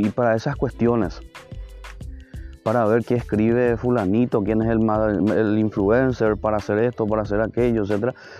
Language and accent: Spanish; Paraguay; nosotros como paraguayos